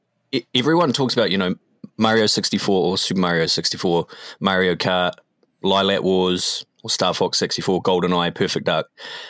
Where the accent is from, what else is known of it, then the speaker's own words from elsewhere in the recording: Tauranga, Bay of Plenty, New Zealand; Yo, there actually was. So it was on the main strip. It was on Devonport Road, which is the main strip in the city, and it was called Fantasia.